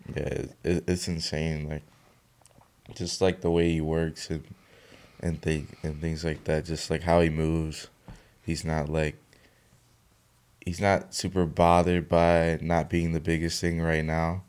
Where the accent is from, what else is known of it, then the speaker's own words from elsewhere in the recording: Mississippi, United States; I was born in Mississippi